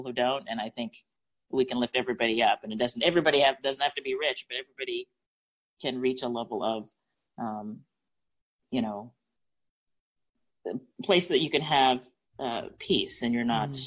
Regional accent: Canada; now in Pensacola, United States; I grew up in the Canadian healthcare system

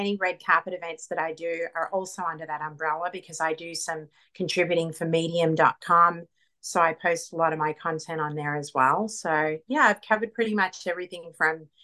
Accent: Queensland, Australia; moved away as an adult; also born or lived in Melbourne, Australia / Atlanta, Georgia; now in Los Angeles, United States; I actually am from Melbourne, but I grew up in Queensland

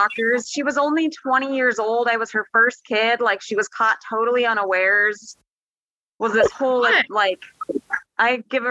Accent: Sarasota, Florida, United States; So I was born in Florida. I was born in Sarasota.

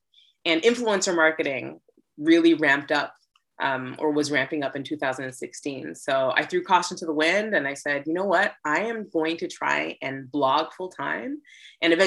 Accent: Toronto, Ontario, Canada; moved away as an adult; now in New York City, United States; I hail from Toronto, Canada

